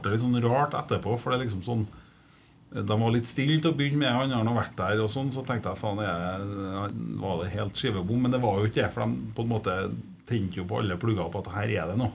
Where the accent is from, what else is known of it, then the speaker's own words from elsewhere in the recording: Trøndelag, Norway; Som trønder